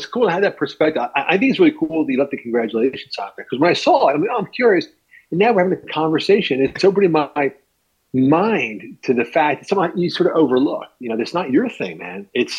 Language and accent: English; Philadelphia, Pennsylvania, United States; moved away as an adult; also born or lived in Lancaster, Pennsylvania; now in Hawaii, United States; originally I'm from Philly, mm-hmm. from South Philadelphia to North Philadelphia. And then on a whim, my wife and I moved out of Philly, out to Lancaster, and spent 20 years on a farm there in Amish country.